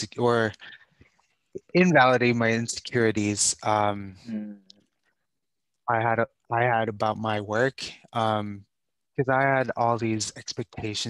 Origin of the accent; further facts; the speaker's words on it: Taiwan; also born or lived in Vancouver, British Columbia / Rhode Island; now in United States; I grew up in Taiwan